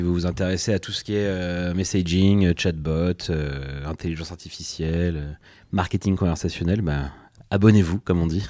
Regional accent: Pontivy, Brittany, France; moved away as an adult; now in Nantes, France; je suis né à Pontivy, donc en plein centre-Bretagne, où j'ai fait mes études jusqu'au lycée

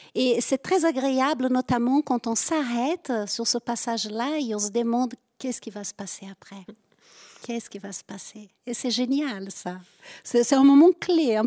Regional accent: southern France, France; accent: southern; avec mon accent, je viens plutôt du sud

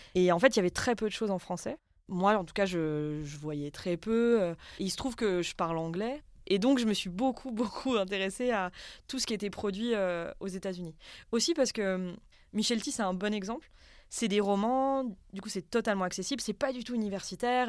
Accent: Haute-Savoie, Auvergne-Rhône-Alpes, France; Moi, j'ai grandi en Haute-Savoie, dans un bled euh, vraiment très, très paumé

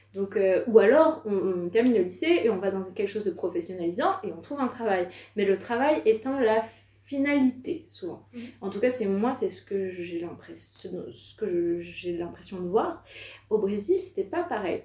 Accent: France; also born or lived in Savoie / Curitiba, Brazil; on vient de France

